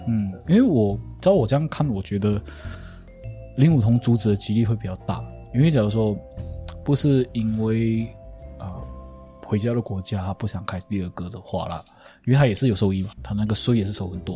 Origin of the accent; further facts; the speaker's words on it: Malaysia; 我们马来西亚人